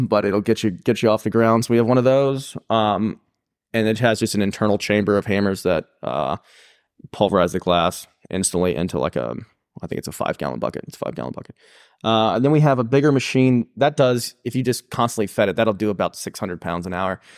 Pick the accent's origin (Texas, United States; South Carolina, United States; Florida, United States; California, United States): South Carolina, United States; Pickens; growing up in Pickens